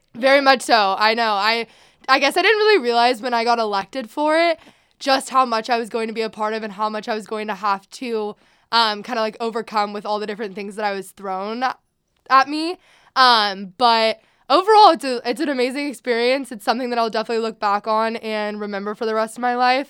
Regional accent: Sacramento, California, United States; I am from Sacramento

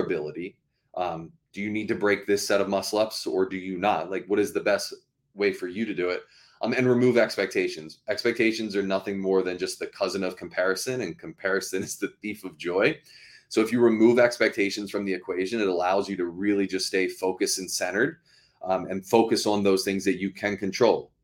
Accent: Baltimore, Maryland, United States; moved away as an adult; now in Massachusetts, United States; I grew up, um, in Maryland, so in Baltimore, Maryland.

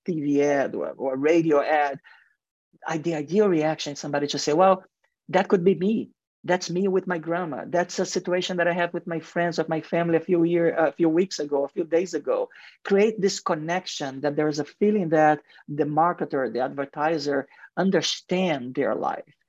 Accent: Mexico; English is a second language; also born or lived in Brazil; now in United States; in Mexico and football. actually my home country, we, we love football

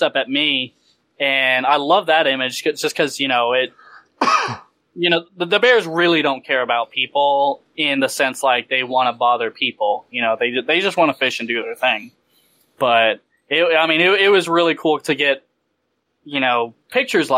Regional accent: Texas, United States; I'm from Texas

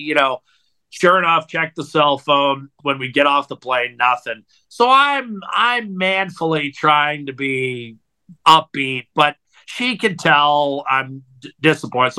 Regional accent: Meadville, Pennsylvania, United States; moved away as an adult; also born or lived in Colorado / Alaska; now in Edmonton, Canada; 3 years in my hometown, Pennsylvania, making minimum wage

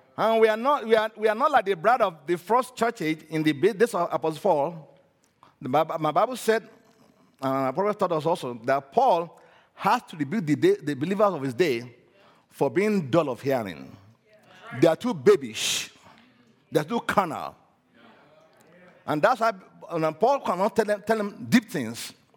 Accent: Nigeria; I'm originally from Nigeria. I was born in Nigeria.

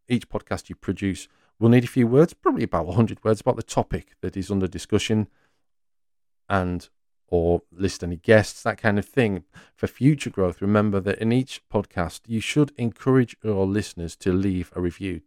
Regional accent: North East England, United Kingdom; I'm from the northeast of England, and while I expect you can pick up my words and accent pretty well

